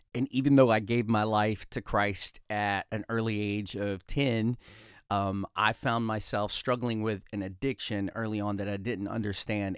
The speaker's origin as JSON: {"language": "English", "town": "Talladega", "region": "Alabama", "country": "United States", "tie": "born or raised there", "said": "I came from Talladega, Alabama. I was born and raised, I have two wonderful parents, um, and I have a brother and a sister, and I was raised in Talladega, Alabama"}